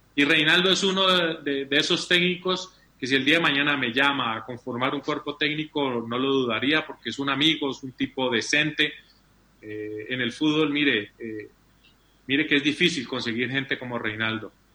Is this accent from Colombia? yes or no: yes; Colombia; como colombiano